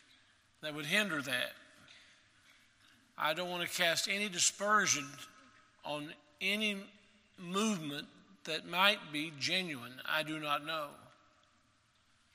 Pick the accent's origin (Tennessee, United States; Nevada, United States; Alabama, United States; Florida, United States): Tennessee, United States; Maryville; I grew up in Maryville, Tennessee